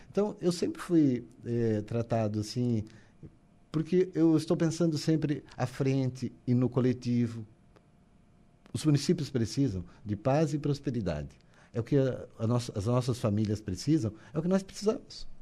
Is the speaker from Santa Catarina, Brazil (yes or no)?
yes; Maracajá, Santa Catarina, Brazil; also born or lived in Criciúma; Eu nasci na comunidade de São Jorge.